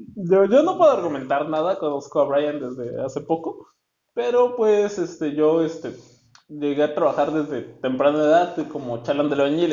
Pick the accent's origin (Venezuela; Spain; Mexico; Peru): Mexico; Oaxaca; now in Tijuana, Mexico; soy de Oaxaca y tenemos el poderosísimo quesillo.